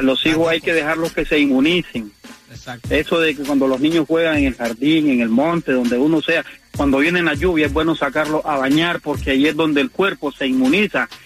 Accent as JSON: {"language": "Spanish", "country": "Cuba", "moved": "yes", "said": "yo soy cubano yo me crié en calle de tierra, descalzo"}